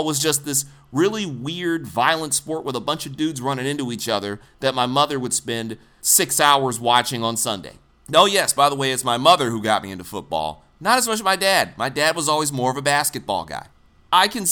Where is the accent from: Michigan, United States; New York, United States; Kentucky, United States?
Michigan, United States; Detroit; I was a little boy growing up in Detroit.